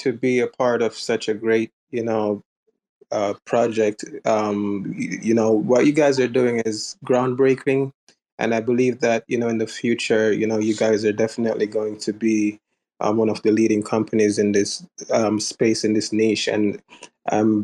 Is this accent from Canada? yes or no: no; Jamaica; now in United States; I was born and raised in Jamaica